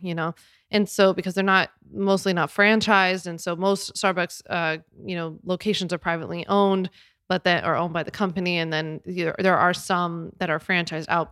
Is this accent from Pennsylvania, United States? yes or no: yes; Philadelphia, Pennsylvania, United States; I'm from Philly